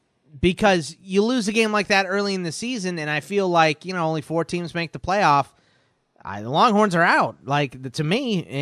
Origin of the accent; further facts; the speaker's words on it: Houston, Texas, United States; my dad's whole side of the family's from Pittsburgh. And then I grew up in Houston, where half my family is Aggies and half are Longhorns.